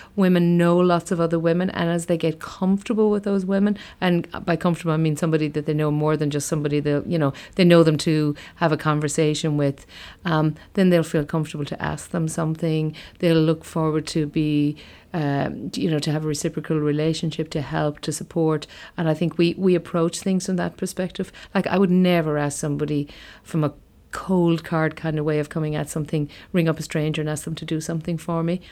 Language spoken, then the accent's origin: English; County Limerick, Munster, Ireland; I grew up in County Limerick. I'm from a place called, uh, Brough in County Limerick